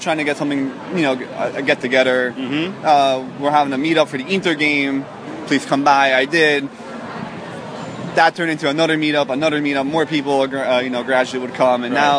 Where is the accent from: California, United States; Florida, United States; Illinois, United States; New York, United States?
New York, United States; moved away as an adult; also born or lived in Philadelphia; I'm from New York originally, but I went to school at Temple University in Philadelphia.